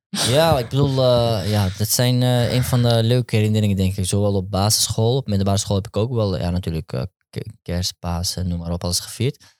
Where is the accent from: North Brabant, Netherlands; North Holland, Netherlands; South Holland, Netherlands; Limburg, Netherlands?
North Holland, Netherlands; Amsterdam; Ik ben opgegroeid in Amsterdam-West